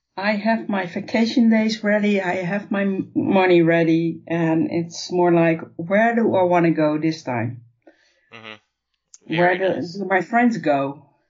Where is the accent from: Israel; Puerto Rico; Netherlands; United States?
Netherlands; I'm from the Netherlands